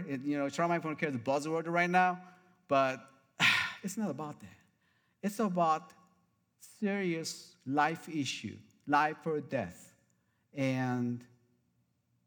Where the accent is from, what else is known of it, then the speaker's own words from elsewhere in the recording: South Korea; moved away as an adult; now in Arizona, United States; I came from South Korea originally 30 years ago